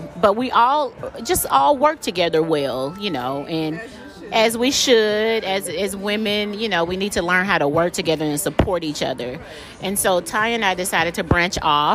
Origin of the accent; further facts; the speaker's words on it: Chattanooga, Tennessee, United States; moved away as an adult; now in Atlanta, United States; I'm originally from Chattanooga, Tennessee. I moved here to Atlanta to go to college